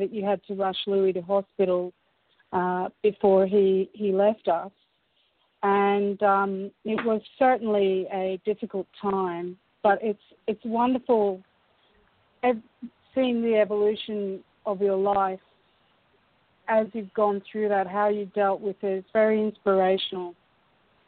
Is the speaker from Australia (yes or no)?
yes; Brisbane, Queensland, Australia; also born or lived in Scotland; when we came to Australia when I was about four